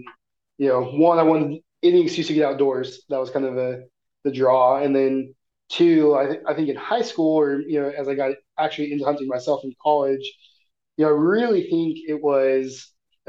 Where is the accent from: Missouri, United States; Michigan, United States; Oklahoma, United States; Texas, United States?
Missouri, United States; Like growing up in Missouri, there's foxes all over the place, but you never see them.